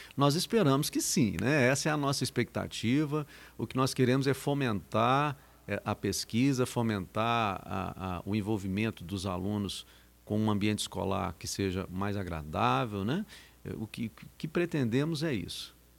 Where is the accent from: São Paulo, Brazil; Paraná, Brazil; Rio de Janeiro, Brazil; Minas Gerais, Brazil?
Minas Gerais, Brazil; now in Patrocínio, Brazil; de uma feira de ciências lá na minha terra natal